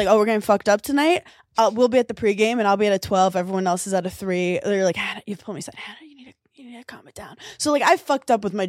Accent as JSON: {"language": "English", "region": "New York", "country": "United States", "said": "And I love that as a New Yorker."}